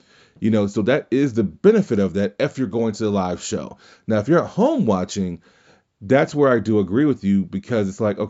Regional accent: Louisiana, United States; Me growing up in Louisiana, that was … country.

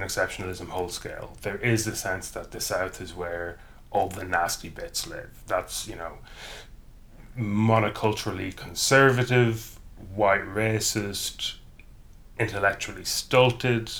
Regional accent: County Cavan, Ulster, Ireland; now in England, United Kingdom; I am from County Cavan, which is in the province of Ulster historically

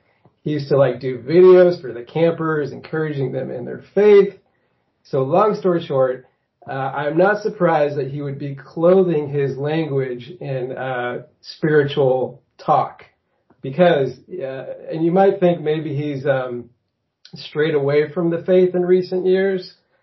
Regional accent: Beaverton, Oregon, United States; So I currently reside in Beaverton, Oregon. I grew up in Beaverton, Oregon. So I've got a little local intel here.

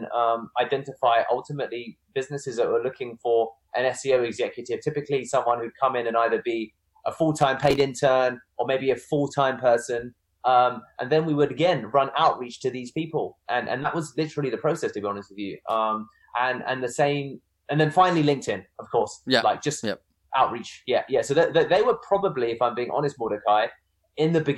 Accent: United Kingdom; I'm British, but I'm also Indian.

